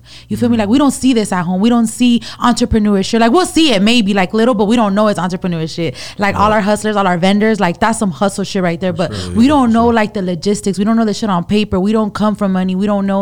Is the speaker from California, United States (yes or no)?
yes; Los Angeles, California, United States; I grew up in South Central all my life.